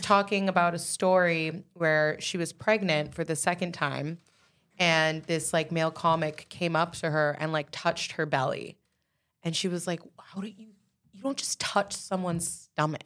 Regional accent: Canada; I'm talking about just being Canadian artists

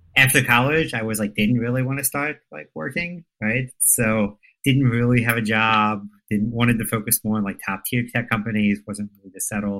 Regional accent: United States; also born or lived in suburb near Baltimore; I grew up in a farmland close to the Pennsylvania Maryland border

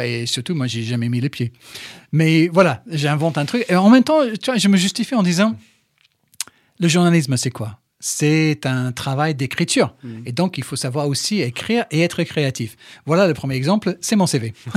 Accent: England, United Kingdom; French is a second language; moved away as an adult; also born or lived in Brighton / Manchester; now in France; je suis anglais

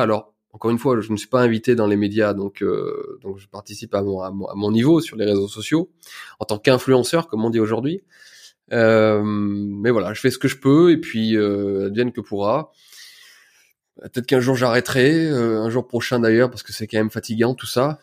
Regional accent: Ardèche, Auvergne-Rhône-Alpes, France; also born or lived in Lyon; Je viens d'Ardèche, une petite ville. j'ai fait mes études dans, à Tournon-sur-Rhône

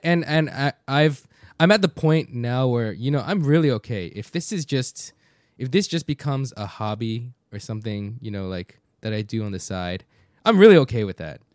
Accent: United States; people like me speaking English, speaking Korean, growing up in Korean culture, but born in the States

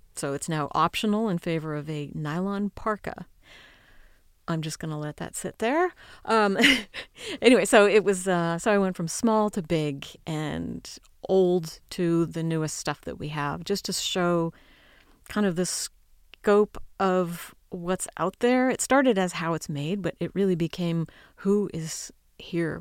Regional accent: United States; I'm an American.

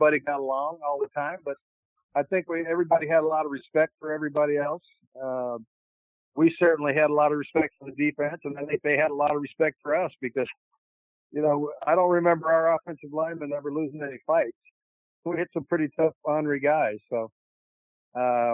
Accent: California, United States; moved away as an adult; also born or lived in Chicago; I grew up in California.

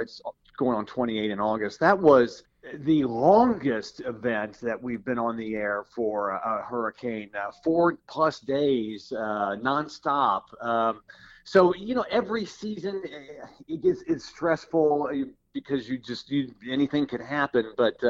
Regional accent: Louisville, Kentucky, United States; moved away; when I was a kid and I grew up in Louisville, Kentucky

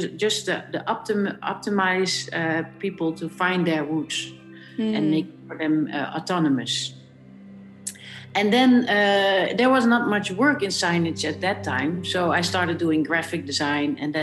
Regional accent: Netherlands; I'm born in Holland

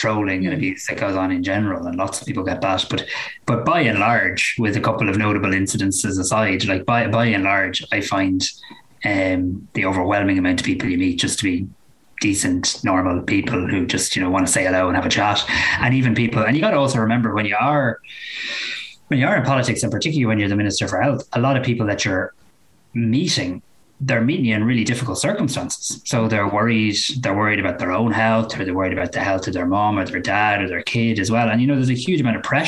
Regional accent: Greystones, County Wicklow, Ireland; my hometown

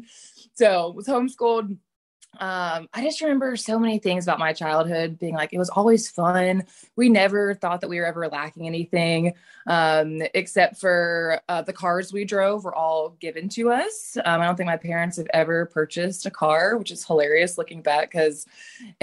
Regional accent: Charlotte, North Carolina, United States; moved away; I'm originally from Charlotte, North Carolina

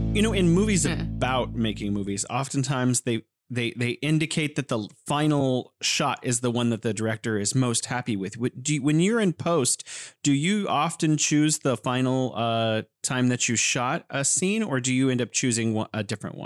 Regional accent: California, United States; now in Wuhan, China; I'm originally from California, but living here in beautiful Wuhan, China.

